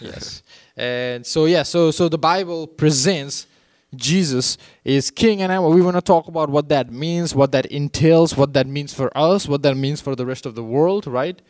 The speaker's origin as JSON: {"language": "English", "country": "Nepal", "tie": "born or raised there", "moved": "yes", "said": "I grew up in Nepal"}